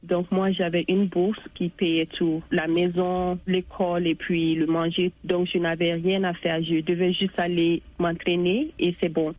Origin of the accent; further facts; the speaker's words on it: Bamako, Mali; moved away as an adult; now in United States; j'ai joué avec l'équipe nationale du Mali féminine